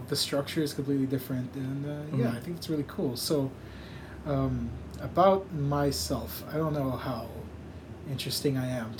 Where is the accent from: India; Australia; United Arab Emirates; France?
United Arab Emirates; Dubai; also born or lived in United States; now in Philippines; I guess I was born here. I grew up in Dubai, though. Went to States and went to the States for college. Went back to Dubai, and then moved back here.